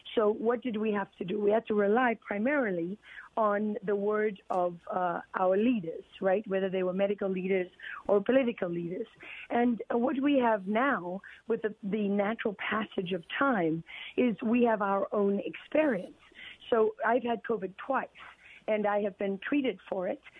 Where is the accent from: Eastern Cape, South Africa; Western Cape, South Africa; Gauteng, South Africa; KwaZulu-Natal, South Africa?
KwaZulu-Natal, South Africa; Durban; moved away; I grew up in that world as a South African